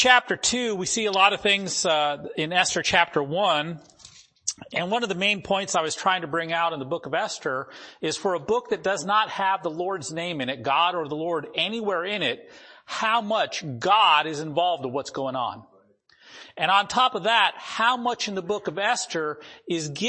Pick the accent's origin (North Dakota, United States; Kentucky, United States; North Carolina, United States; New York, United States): North Dakota, United States; I grew up in North Dakota and went to school there.